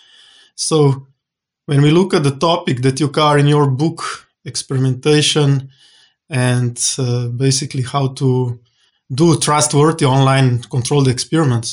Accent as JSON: {"language": "English", "country": "Slovenia", "tie": "born or raised there", "said": "my home country, Slovenia"}